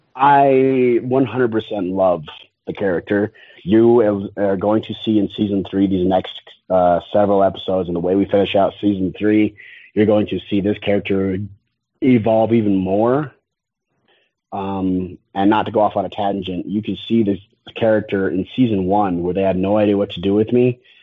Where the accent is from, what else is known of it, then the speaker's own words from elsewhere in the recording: Utah, United States; I'm from Utah.